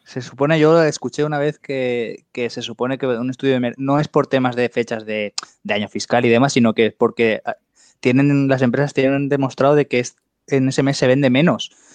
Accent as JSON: {"language": "Spanish", "country": "Spain", "said": "todos somos españoles"}